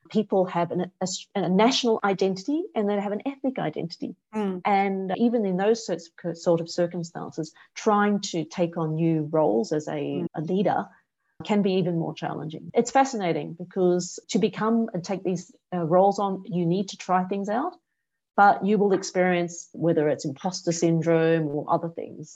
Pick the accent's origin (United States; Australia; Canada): Australia; moved away as an adult; now in Singapore; I grew up in Australia